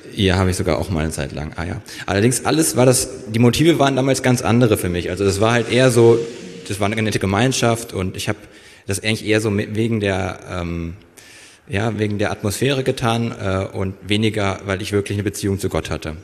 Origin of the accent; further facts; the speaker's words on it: near Kassel, Northern Hesse, Germany; moved away as an adult; also born or lived in Fulda; now in Berlin, Germany; bin geboren in Fulda und aufgewachsen ja auch in Nordhessen in der Nähe von Kassel